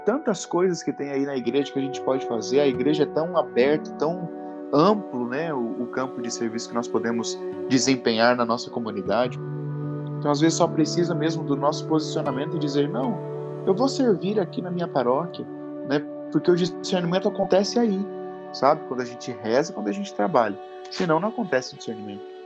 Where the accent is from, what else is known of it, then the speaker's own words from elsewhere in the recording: Luisiânia, São Paulo, Brazil; moved away as an adult; now in Pirajuí, Brazil; eu estava na minha cidade natal, em Louisiana